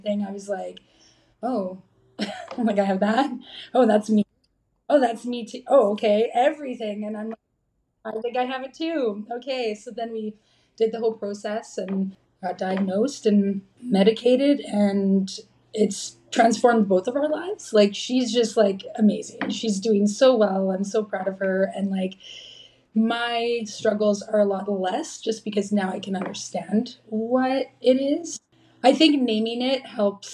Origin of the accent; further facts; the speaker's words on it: Dryden, Ontario, Canada; I grew up in Dryden, Ontario.